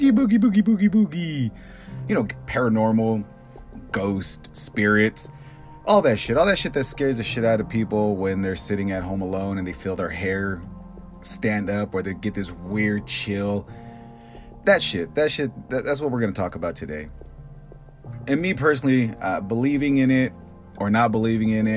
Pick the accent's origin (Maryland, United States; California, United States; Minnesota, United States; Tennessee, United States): California, United States; Bakersfield; growing up in Bakersfield, it's 115 during the day and 100 degrees at night